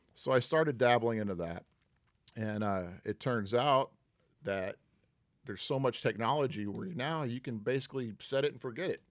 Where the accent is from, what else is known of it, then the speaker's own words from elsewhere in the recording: Huntsville, Texas, United States; moved away as an adult; also born or lived in Houston, Texas; now in Manhattan Beach, United States; I was born in Houston, but raised in a town called Huntsville